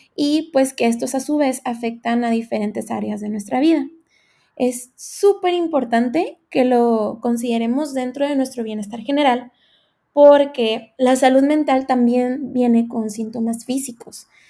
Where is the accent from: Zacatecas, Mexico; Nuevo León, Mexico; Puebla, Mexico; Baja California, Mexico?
Baja California, Mexico; Tijuana; soy de Tijuana, Baja California.